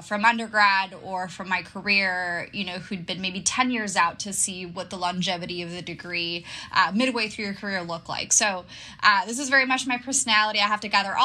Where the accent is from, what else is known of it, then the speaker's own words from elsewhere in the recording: Barcelona, Catalonia, Spain; moved away as an adult; also born or lived in Boston / London; now in New York, United States; I'm originally from Barcelona, Spain, but I've been living away from home for a while.